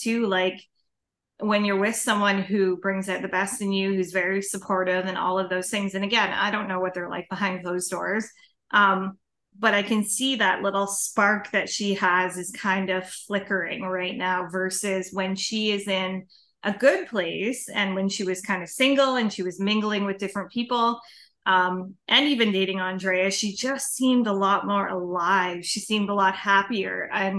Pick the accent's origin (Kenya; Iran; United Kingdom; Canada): Canada; accent: Canadian; Had our accent